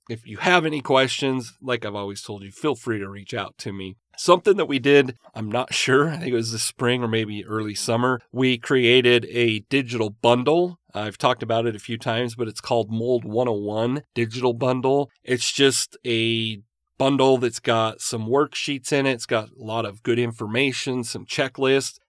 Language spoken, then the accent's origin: English; Utah, United States; I grew up in Utah